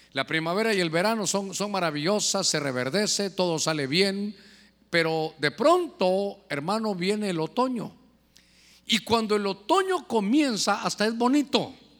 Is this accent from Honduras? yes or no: yes; Honduras; nosotros como hondureños de invierno